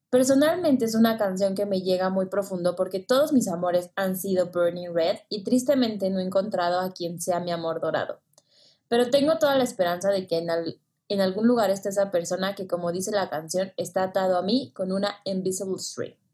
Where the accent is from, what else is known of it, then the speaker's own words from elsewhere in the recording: Puerto Rico; Como siempre, siempre, soy de Puerto Rico.